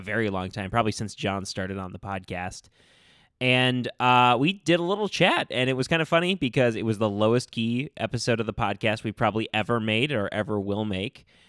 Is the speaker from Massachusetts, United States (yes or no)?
no; Minnesota, United States; most of us are Minnesota natives